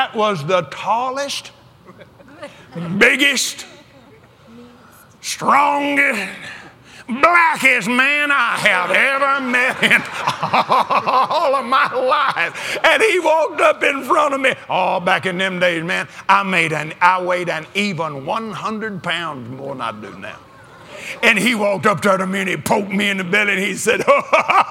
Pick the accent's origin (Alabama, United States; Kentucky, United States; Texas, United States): Texas, United States; West; I was raised in West Texas